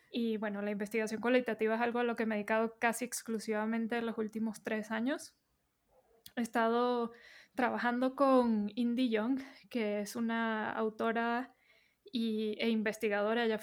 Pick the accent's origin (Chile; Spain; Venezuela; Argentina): Venezuela; moved away as an adult; now in Mexico City, Mexico; eh, yo soy venezolana, llevo 10 años viviendo en la Ciudad de México, ya este año cumplo 11. Eh, entonces por eso notarán mi acento acá medio intermedio con eh, lingo